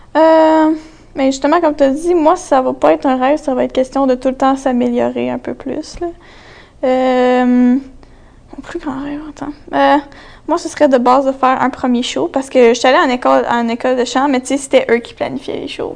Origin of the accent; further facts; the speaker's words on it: Gatineau, Quebec, Canada; j'ai une artiste aussi, quinze ans. Euh, je viens de Gatineau